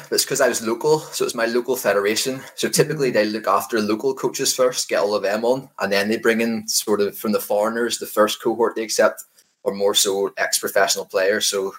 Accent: Scotland, United Kingdom; Yes, people always say I'm Scottish, but I might need Chris to translate at some stage because not that easy to understand.

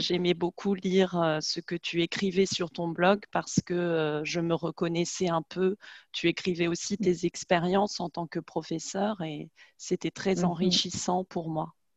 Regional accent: France; on est française, on a la même culture

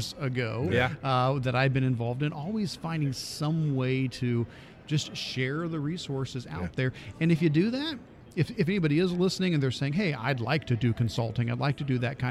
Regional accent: Northeast Ohio, United States; I'm from Northeast Ohio, and I'm a technology integration guy up there.

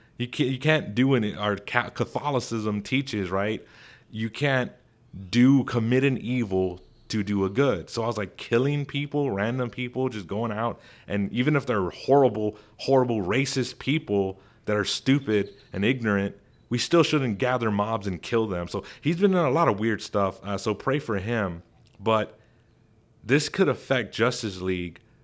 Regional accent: Texas, United States; Arlington, Texas, my home state

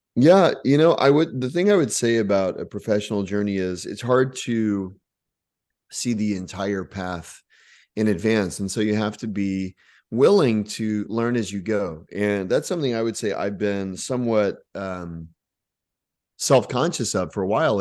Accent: Texas, United States; also born or lived in Oklahoma; grew up in Texas

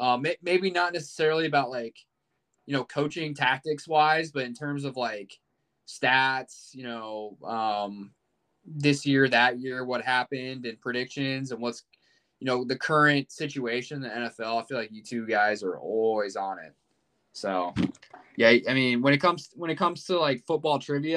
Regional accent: Kansas City, United States; also born or lived in Iowa; I grew up in Kansas City

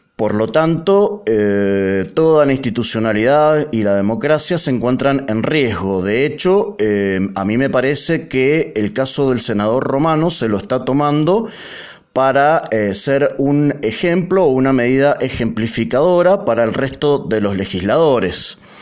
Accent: Mendoza, Argentina; como mendocinos

